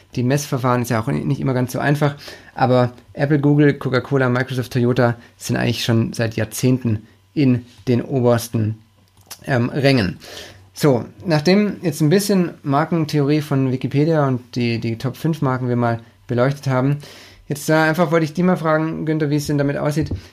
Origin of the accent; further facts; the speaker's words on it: Stuttgart, Baden-Württemberg, Germany; Von München in meine Heimat nach Stuttgart